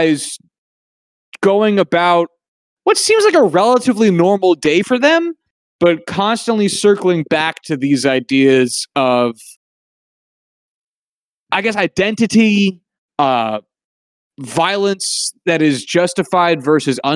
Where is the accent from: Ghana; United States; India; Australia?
United States; as an American